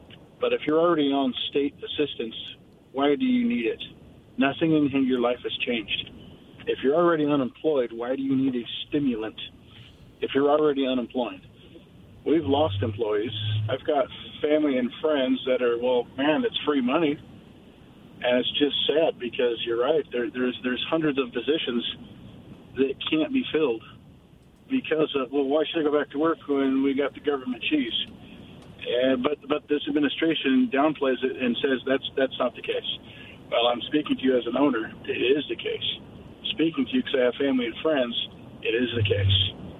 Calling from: Richland, Washington, United States

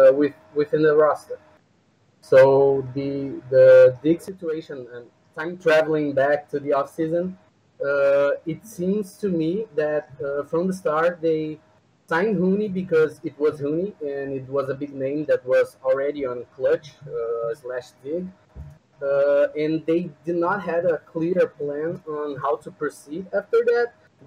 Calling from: Brazil; I'm calling from Brazil, actually.

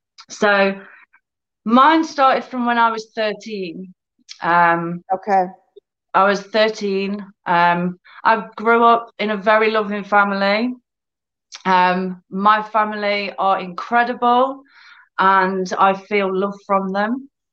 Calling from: United Kingdom; So I'm in the UK. So it's about 3 p.m., 10 past 3 here.

